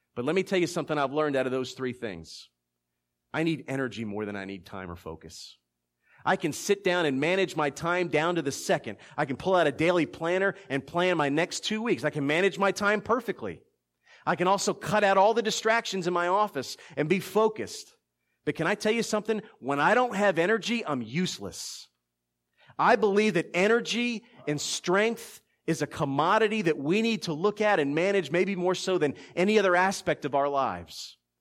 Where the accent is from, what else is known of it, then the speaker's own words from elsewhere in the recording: Philadelphia, Pennsylvania, United States; now in South Georgia, United States; being born and raised in Philadelphia